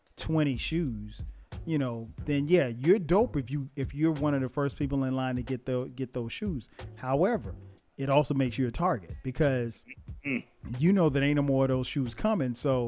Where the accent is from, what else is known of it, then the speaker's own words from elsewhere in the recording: Florence, South Carolina, United States; I don't know of anybody like from my hometown that ever got beat up or got jacked for their shoes, you know, probably because we lived in a small place. I mean, Florence, South Carolina is not a big place.